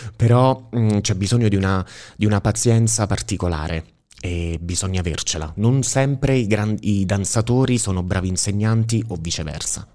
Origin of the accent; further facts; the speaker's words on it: Sala, Italy; moved away as an adult; io sono appunto originario di Sala e nella vita mi sono trasferito, sono andato via da Sala, avevo diciotto anni